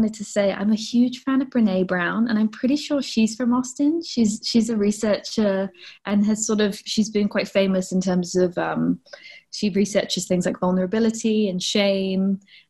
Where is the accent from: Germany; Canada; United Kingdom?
United Kingdom; England; Similar to Maggie, I'm a bit confused in that technically I am from England, but I had a very international upbringing in that my dad's job, we moved around a lot when I was a kid.